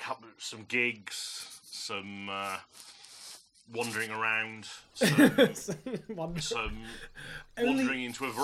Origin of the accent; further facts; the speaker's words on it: Norwich, East of England, United Kingdom; moved away as an adult; also born or lived in Leicester; When I was growing up in Norwich